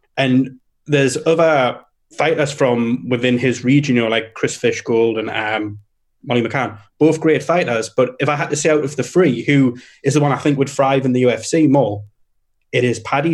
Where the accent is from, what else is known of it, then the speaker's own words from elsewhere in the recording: United Kingdom; we're British